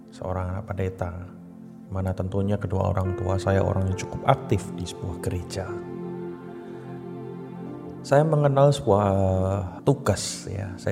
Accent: Surakarta, Central Java, Indonesia; Perkenalkan … saya dari Solo.

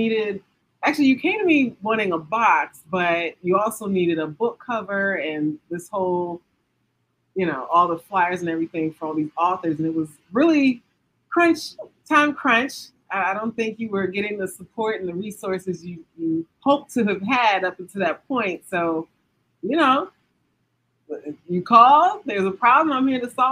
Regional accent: Maryland, United States; I'm born and raised in Maryland

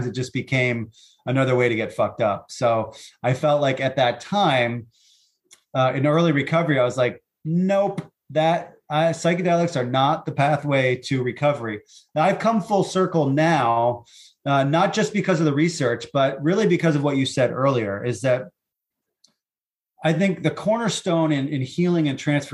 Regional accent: Stowe, Vermont, United States; So Stowe, Vermont is my hometown, and that's where my practice is

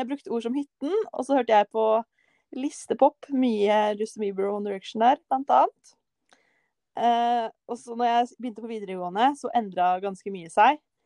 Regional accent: Kløfta, Akershus, Norway; Jeg er jo fra Kløfta. Og rett utenfor Oslo

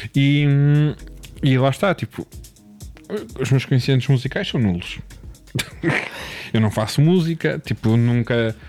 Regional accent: Porto, Norte, Portugal; accent: Porto; como gajo do Porto

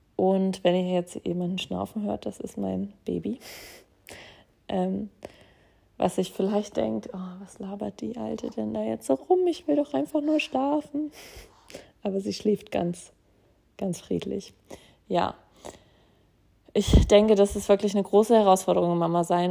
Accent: Braunschweig, Lower Saxony, Germany; moved away; in meinem Heimatort Braunschweig

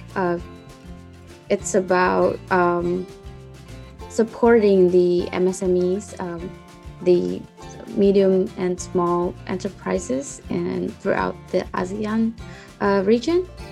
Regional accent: Indonesia; moved away as an adult; now in Japan; I'm a program intern from Indonesia, and I'm currently studying in Japan at the University of Tokyo

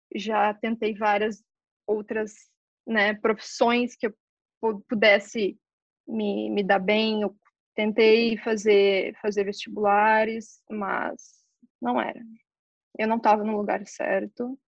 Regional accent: Novo Hamburgo, Rio Grande do Sul, Brazil; moved away as an adult; Eu nasci em Novo Hamburgo e eu tive uma infância, ao meu ver, maravilhosa.

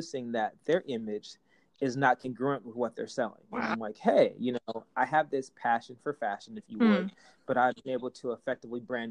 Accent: Portland, Oregon, United States; I'm from Portland originally

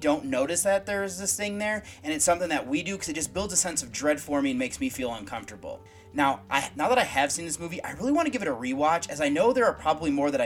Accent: United States; growing up in the United States when I did

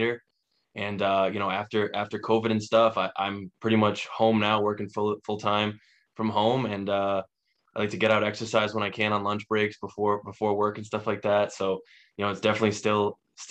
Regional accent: Burrillville, Rhode Island, United States; I'm from Rhode Island, lived here my whole life

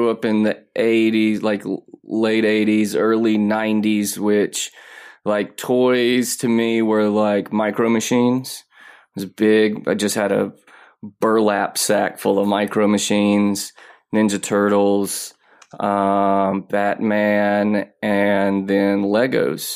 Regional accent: Mississippi, United States; now in Los Angeles, United States; I live in LA, but I'm from Mississippi

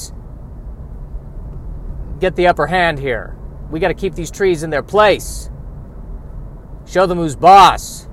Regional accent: United States; I'm an American

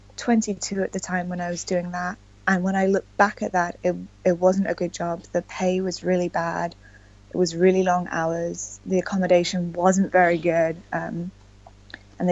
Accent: London, United Kingdom; moved away as an adult; also born or lived in Italy / China / Vietnam; now in Shan State, Myanmar; I'm from London in England

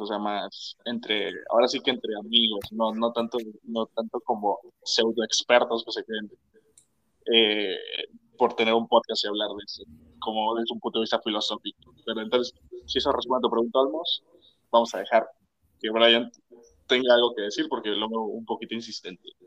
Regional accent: Mexico; nosotros somos mexicanos

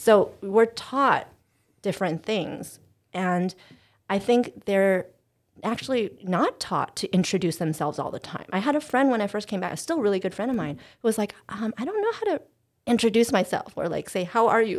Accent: United States; in American culture, we prize direct communication

